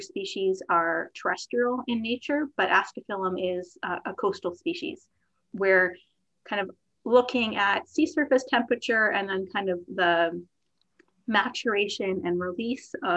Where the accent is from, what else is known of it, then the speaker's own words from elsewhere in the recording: outside of New York City, United States; growing up outside of New York City